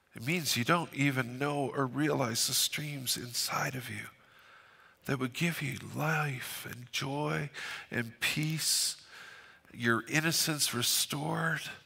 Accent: Fort St. John, British Columbia, Canada; I'm from Fort Saint John

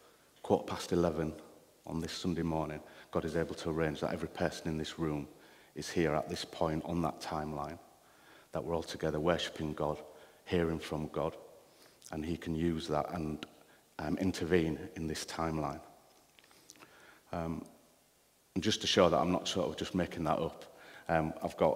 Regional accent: United Kingdom; I am British

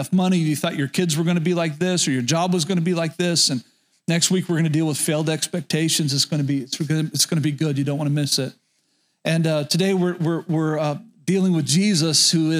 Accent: Medford, Oklahoma, United States; I grew up in rural Oklahoma, and the town that I spent most of my childhood was Medford, Oklahoma, very north central Oklahoma

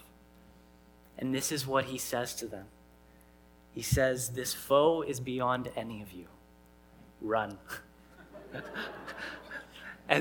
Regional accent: Canada; I grew up here in Canada

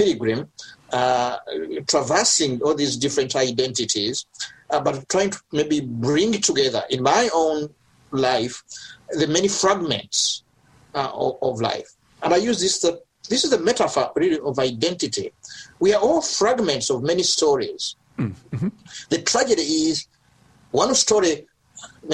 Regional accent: Uganda; growing up in Uganda as a child of immigrant parents that talked now and again about Rwanda.

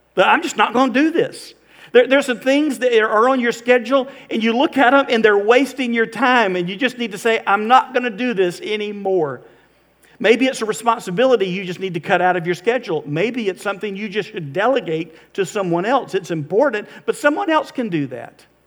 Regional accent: Florida, United States; we're from Florida. We're not used to having to think about ice

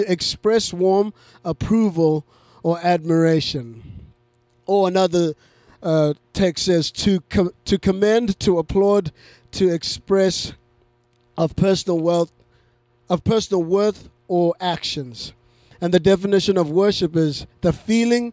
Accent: Zimbabwe; moved away; I grew up in Zimbabwe

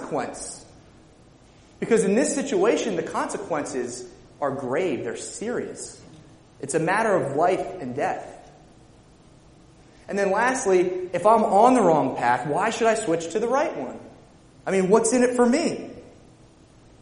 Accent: Lower Nazareth Township, Pennsylvania, United States; I grew up in Lower Nazareth Township, which is right down the street, not too far

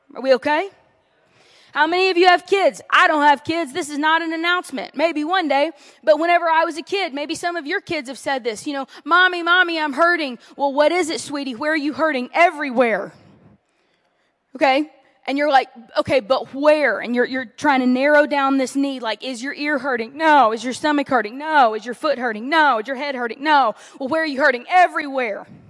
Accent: Louisiana, United States; moved away; I was raised in the heart of the South

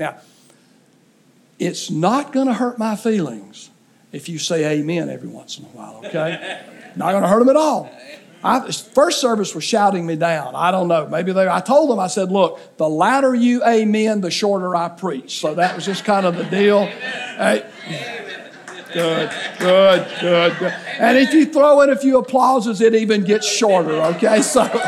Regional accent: southeast Alabama, United States; growing up in southeast Alabama on a farm

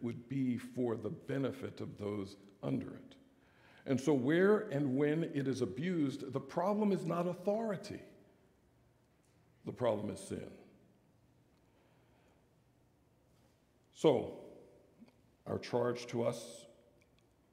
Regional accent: United States; we're American sinners

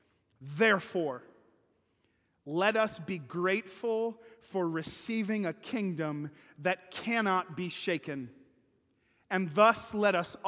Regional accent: Kenosha, Wisconsin, United States; moved away as an adult; now in Missouri, United States; when I was growing up in Kenosha

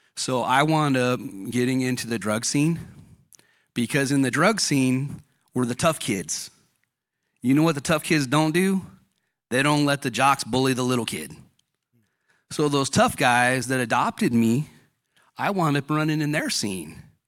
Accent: Fontana, California, United States; I grew up in Fontana, California

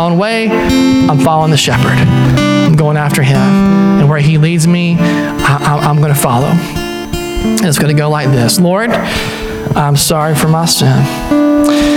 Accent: Deep South, United States; I grew up in the Deep South

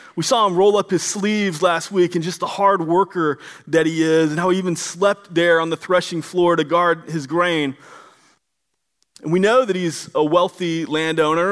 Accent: Florida, United States; now in Washington, United States; I'm originally from Florida

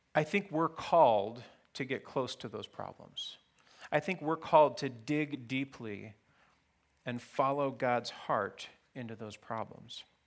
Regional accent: Fairbanks, Alaska, United States; I grew up in Fairbanks, Alaska, in the nineteen seventies and eighties

